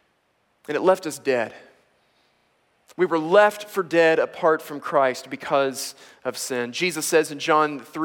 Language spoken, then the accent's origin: English; United States; I am both an American and a male